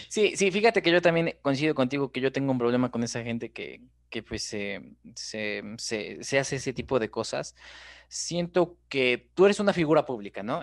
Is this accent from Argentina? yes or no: no; Mexico; Somos así los mexicanos